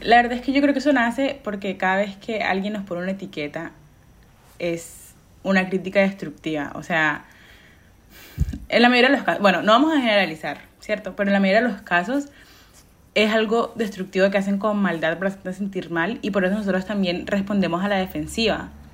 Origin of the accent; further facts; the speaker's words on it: Colombia; yo soy colombiana, y yo soy súper orgullosa de ser eso